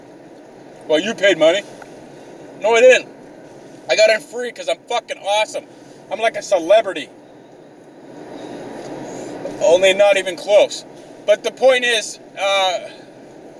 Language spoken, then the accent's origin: English; Canada